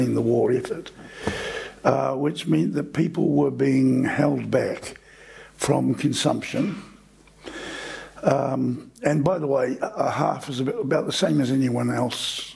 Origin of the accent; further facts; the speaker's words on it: Christchurch, Canterbury, New Zealand; I grew up in Christchurch